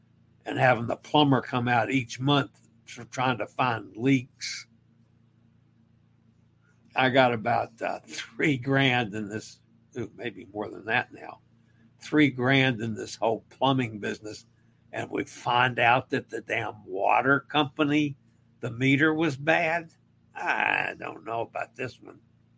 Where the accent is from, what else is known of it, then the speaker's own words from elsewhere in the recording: Maine, United States; I am from Maine. My family has always said the Maine lobsters are the best.